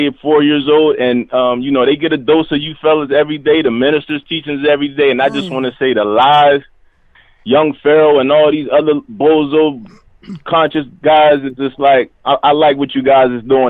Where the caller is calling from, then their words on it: Erie, Pennsylvania, United States; I'm from Erie, Pennsylvania.